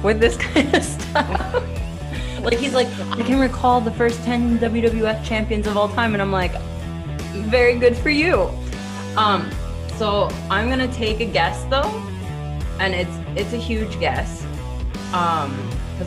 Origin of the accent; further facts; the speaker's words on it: Akron, Ohio, United States; moved away as an adult; also born or lived in Cleveland, Ohio; now in Montreal, Canada; I'm originally from Akron, Ohio